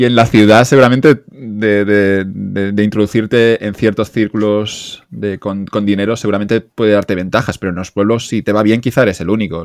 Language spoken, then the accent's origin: Spanish; Catalonia, Spain; yo ya soy catalán aquí